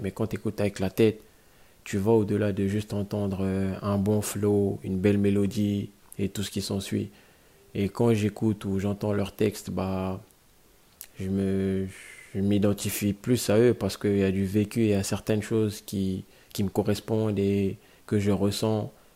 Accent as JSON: {"language": "French", "country": "Guinea", "tie": "born or raised there", "moved": "yes", "lives_now": "Brussels, Belgium", "said": "j'ai grandi en Guinée, je suis né, j'ai grandi en Guinée. Et je vis à Bruxelles, en Belgique"}